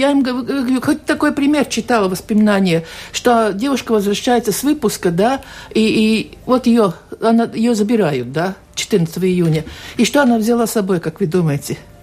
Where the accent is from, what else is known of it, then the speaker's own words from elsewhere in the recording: Tērvete, Tērvete Municipality, Latvia; Тервета, откуда я родом